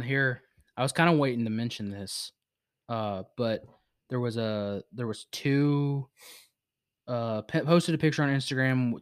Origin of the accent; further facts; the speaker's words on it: Virginia, United States; I was born in Virginia. It's my home state